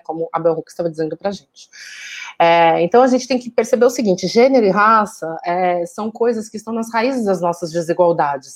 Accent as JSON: {"language": "Portuguese", "town": "Taboão da Serra", "region": "São Paulo", "country": "Brazil", "tie": "born or raised there", "also_born_or_lived": "Jardim Santo Eduardo", "said": "Eu nasci e cresci na periferia de, da Zona Sul de São Paulo"}